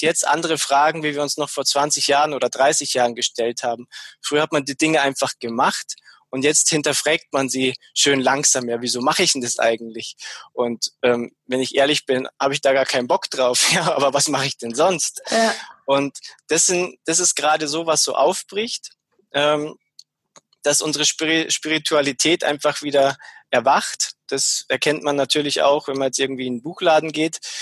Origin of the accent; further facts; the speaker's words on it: Munich, Bavaria, Germany; also born or lived in Ammersee; ursprünglich komme ich aus der aus der Gegend von München. Also ich bin in München geboren, bin auch nie so wirklich weit weggekommen.